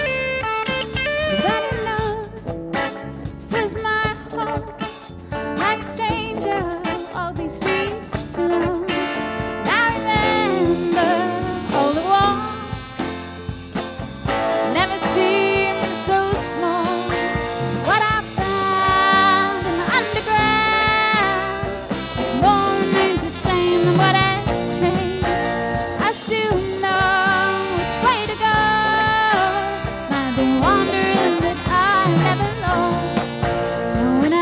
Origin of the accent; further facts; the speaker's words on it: London, United Kingdom; now in White Bear Lake, United States; I mentioned I'm from the UK. It's nice because I'm actually from London